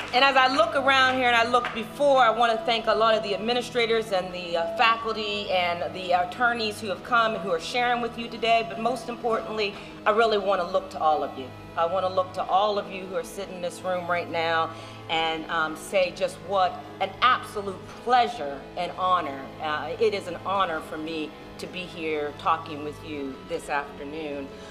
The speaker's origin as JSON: {"language": "English", "town": "Steubenville", "region": "Ohio", "country": "United States", "also_born_or_lived": "Maryland", "moved": "as an adult", "said": "I'm coming from Steubenville."}